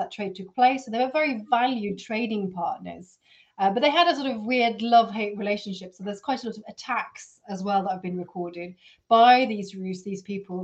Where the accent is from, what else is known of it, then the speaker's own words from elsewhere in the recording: Oslo, Norway; growing up in Oslo